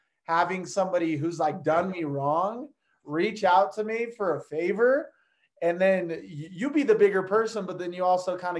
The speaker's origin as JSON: {"language": "English", "country": "Brazil", "moved": "yes", "lives_now": "United States", "said": "I was from Brazil, kind of lived the same life. I got to see a little bit of the poverty"}